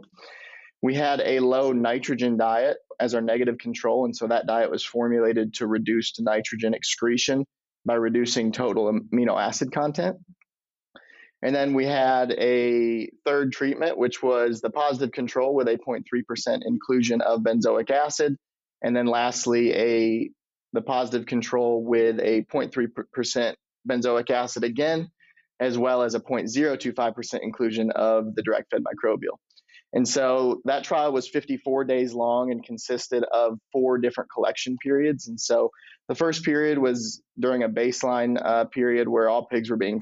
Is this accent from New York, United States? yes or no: no; Michigan, United States; moved away as an adult; also born or lived in Illinois; now in Iowa, United States; I'm originally from Michigan, but did my undergrad in Illinois